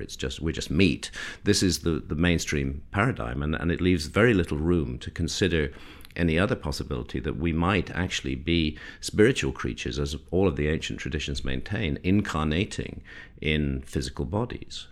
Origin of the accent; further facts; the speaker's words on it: United Kingdom; I'm British